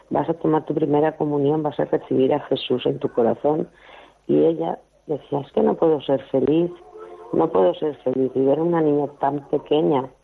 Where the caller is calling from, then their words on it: Valencia, Valencian Community, Spain; de Valencia.